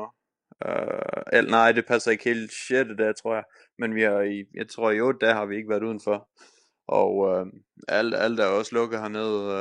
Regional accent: Denmark; moved away; hjemme i Danmark

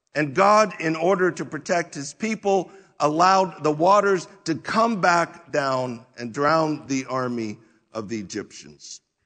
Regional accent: United States

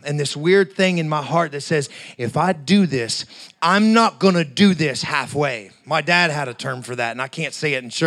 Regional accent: Appalachia, United States; I'm from, you know, Appalachia, so, you know, growing up near the Kentucky, West Virginia, Southern Ohio area, hillbilly country

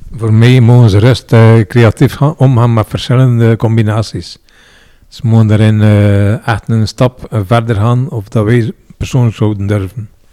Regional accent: Roeselare, Flanders, Belgium; also born or lived in Ghent; Dus niet geboren en getogen in Roeselaar, maar wel getogen.

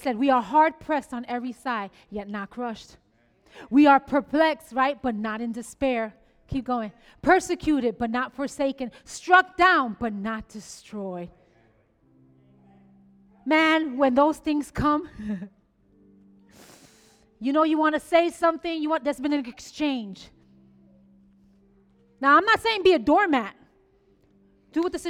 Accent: New York City, New York, United States; I'm a Boricua from the Bronx

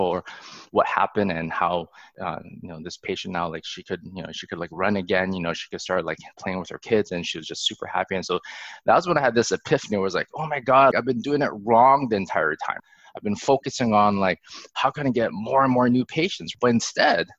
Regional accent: Alberta, Canada; I was born in Alberta. And growing up in Alberta, like, we're close to Banff

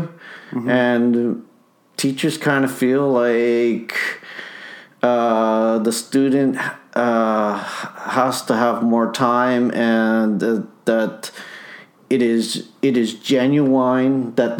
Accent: Winnipeg, Manitoba, Canada; Oh, we moved to St. Boniface.

